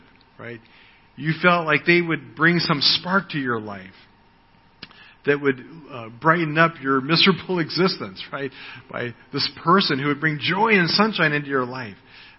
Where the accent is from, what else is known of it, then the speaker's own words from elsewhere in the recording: United States; moved away; I am an American. That's my ethnic background. It's where I was born